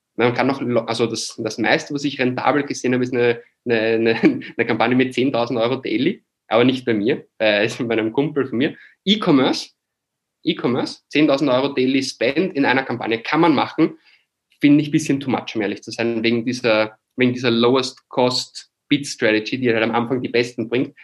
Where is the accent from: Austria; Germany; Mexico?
Austria; moved away as an adult; now in Barcelona, Spain; Ich bin halt ein Österreicher, der im deutschsprachigen Bereich aufgewachsen ist